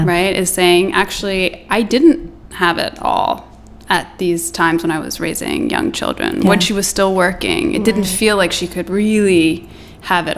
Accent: Copenhagen, Capital Region of Denmark, Denmark; moved away; I'm from Denmark, from Copenhagen

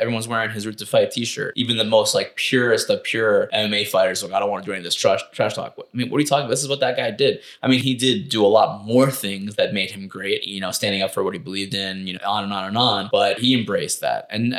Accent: New York, United States; I grew up in New York.

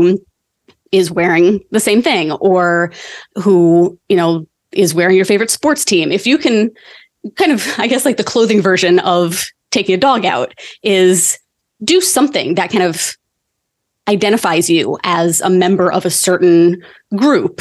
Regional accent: United States; moved away; we're from America too

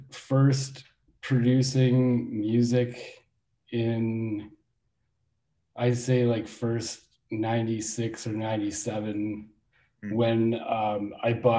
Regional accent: Milwaukee, Wisconsin, United States; I was born in downtown Milwaukee, and I grew up on the east side

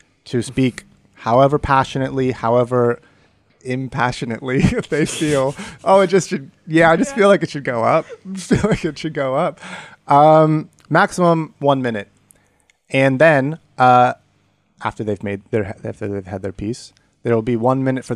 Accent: United States; as an American

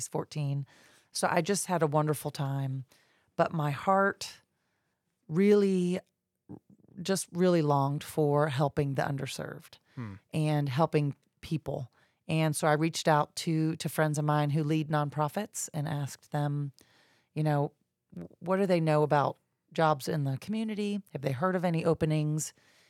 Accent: Jacksonville, Florida, United States; also born or lived in Georgia; I'm a Jacksonville native. I grew up in Jacksonville, moved away and lived in Georgia for about 10 years, came back to Jacksonville about 20 years ago.

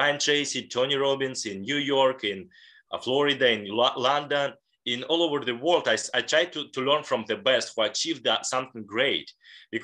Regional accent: Leningrad Oblast, Russia; in a small city close to Finland and St. Petersburg. And I was born in a regular family

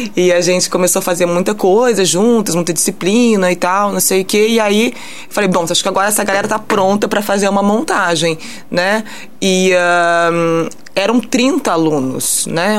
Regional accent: France; moved away as an adult; now in São João del-Rei, Brazil; eu cresci na França

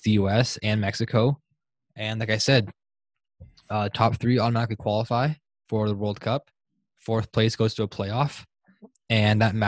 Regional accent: Canada; We're obviously born here in Canada. We have the Italian blood in us.

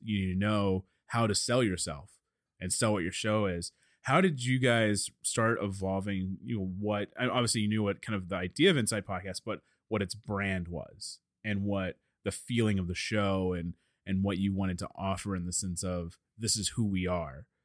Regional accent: Dallas, Texas, United States; I'm from Dallas

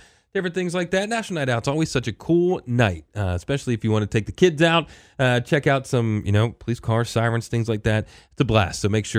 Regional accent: Maryland, United States; I grew up in Maryland, but I was never an Orioles fan. I was a Cal Ripken kid.

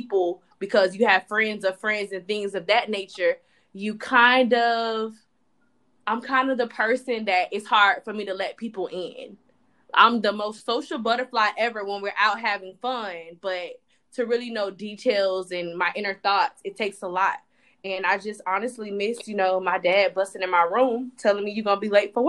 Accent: Palm Beach, Florida, United States; moved away as an adult; now in United Arab Emirates; Before I moved, I lived at home with, you know, with my parents, which I am not ashamed of. My house had more than enough bedrooms to accommodate myself without being bothered on a day-to-day basis. And it saved me money. And I'm from Palm Beach.

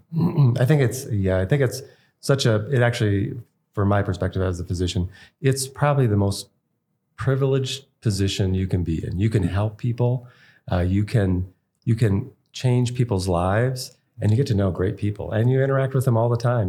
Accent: East Coast, United States; moved away as an adult; now in Idaho, United States; We were from the East Coast always

